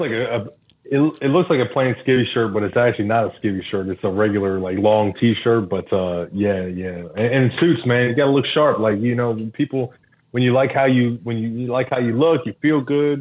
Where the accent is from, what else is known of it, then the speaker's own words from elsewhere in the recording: Philadelphia, Pennsylvania, United States; moved away; So I'm from um, Philadelphia, Pennsylvania. That's where I'm originally from.